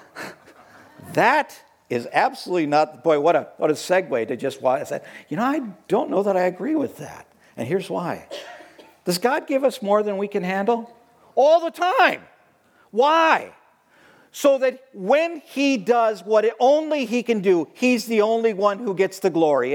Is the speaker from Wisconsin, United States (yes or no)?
yes; Watertown, Wisconsin, United States; moved away as an adult; also born or lived in Hong Kong / Montana / Minnesota; now in Sheboygan, United States; returning home to the land of, of, my, of my ancestors, which was Wisconsin. I hadn't been home in 40 years. I hadn't lived in Wisconsin for 40 years.